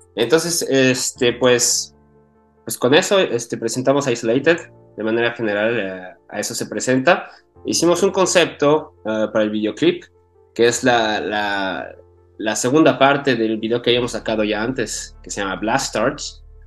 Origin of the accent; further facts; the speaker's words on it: Mexico; now in Paris, France; crecí allá en México, yo cuando estaba chiquito yo estaba allá